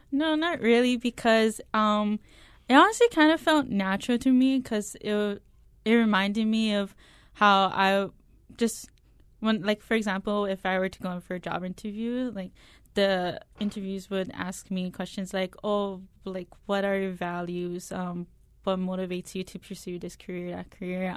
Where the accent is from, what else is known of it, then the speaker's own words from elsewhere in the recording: Nanakuli, Hawaii, United States; I'm coming from Nanakuli, I do attend this church.